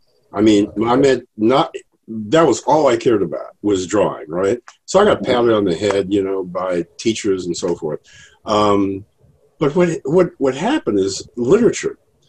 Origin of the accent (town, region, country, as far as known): Evanston, Illinois, United States; born or raised there